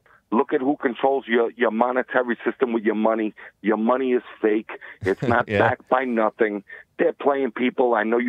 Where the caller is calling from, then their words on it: New York City, New York, United States; I'm calling from New York.